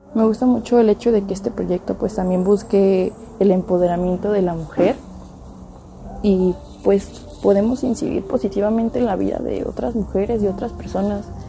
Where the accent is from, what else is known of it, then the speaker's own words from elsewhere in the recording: Guadalajara, Jalisco, Mexico; Yo soy originaria de Guadalajara, Jalisco